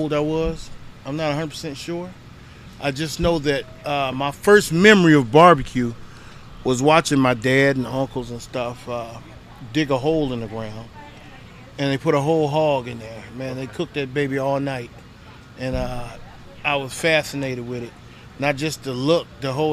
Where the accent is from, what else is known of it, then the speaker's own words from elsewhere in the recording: Dowagiac, Michigan, United States; moved away as an adult; also born or lived in Grand Rapids, Michigan; now in St. Louis, United States; I was actually born and raised in Michigan.